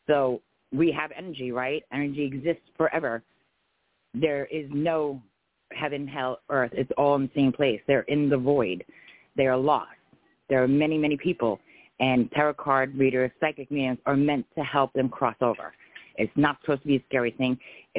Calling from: Florida, United States

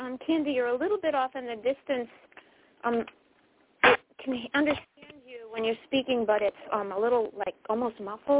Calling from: Connecticut, United States; I'm calling from Connecticut.

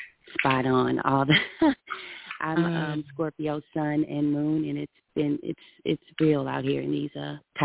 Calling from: St. Louis, Missouri, United States; I am calling from St. Louis, Missouri.

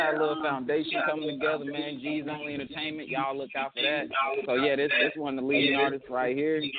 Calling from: Virginia, United States; I'm calling out of Virginia right now.

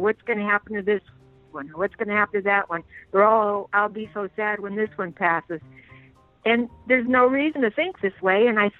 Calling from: Wilkes-Barre, Pennsylvania, United States; I'm calling you from Pennsylvania.

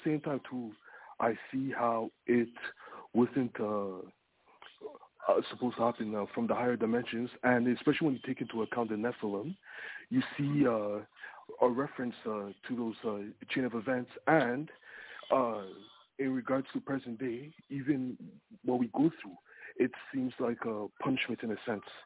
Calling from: Toronto, Ontario, Canada; I'm calling from uh, Toronto.

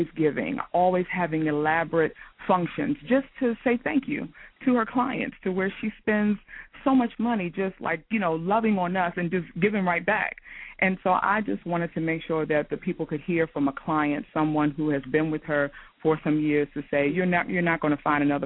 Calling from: Upper Marlboro, Maryland, United States; I am calling from the Upper Marlboro, Maryland area

